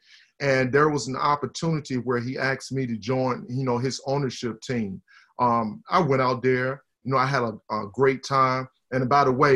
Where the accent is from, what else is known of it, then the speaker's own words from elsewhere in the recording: rural Southside Virginia, United States; a small town kid, man, growing up in Southside Virginia, rural Southside Virginia